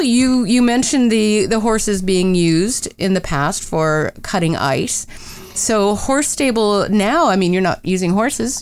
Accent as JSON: {"language": "English", "region": "Pennsylvania", "country": "United States", "tie": "born or raised there", "said": "I grew up in Pennsylvania"}